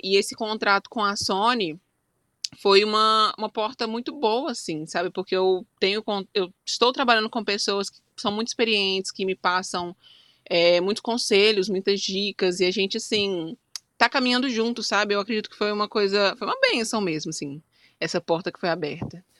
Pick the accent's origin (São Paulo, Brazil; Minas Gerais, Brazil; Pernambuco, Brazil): Minas Gerais, Brazil; Belo Horizonte; eu sou mineira, né? Sou de Minas Gerais, Belo hum. Horizonte, mais especificamente